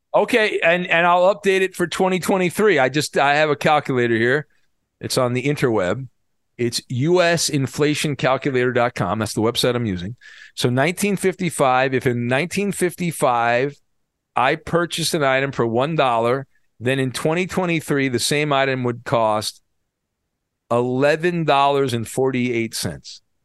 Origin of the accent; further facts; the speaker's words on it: Orange County, California, United States; I grew up in Orange County, and I went to Disneyland a lot because I lived close to it